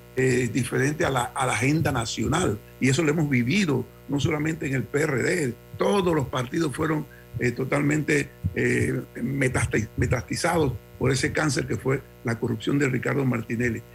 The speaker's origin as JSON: {"language": "Spanish", "country": "Panama", "said": "como panameños"}